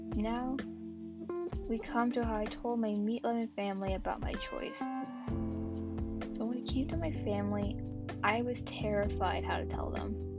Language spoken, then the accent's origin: English; Texas, United States; I am a Texan by birth